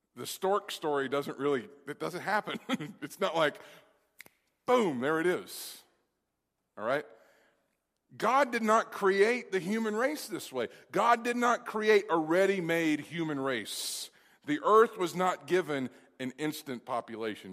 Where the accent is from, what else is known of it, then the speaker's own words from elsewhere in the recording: Kentucky, United States; Kentucky, which is my home state